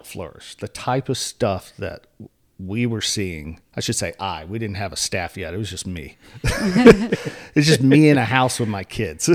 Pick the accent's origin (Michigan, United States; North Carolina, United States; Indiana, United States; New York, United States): North Carolina, United States; Elizabeth City; I grew up in Elizabeth City, which is out in northeastern North Carolina.